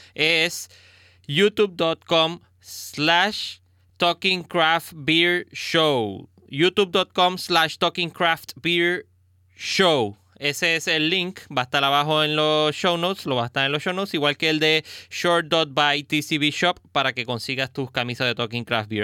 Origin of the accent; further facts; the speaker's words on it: Caguas, Puerto Rico; Yo soy original de Cagua, de Bairoa